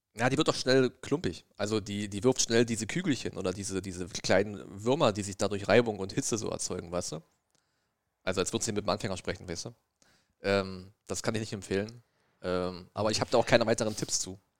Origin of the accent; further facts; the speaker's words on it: East Germany, Germany; ich bin ja ein Ossi